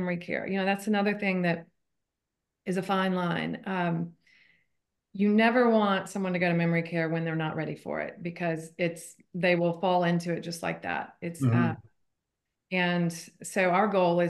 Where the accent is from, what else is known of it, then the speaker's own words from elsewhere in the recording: Atlanta, Georgia, United States; I grew up in Atlanta as well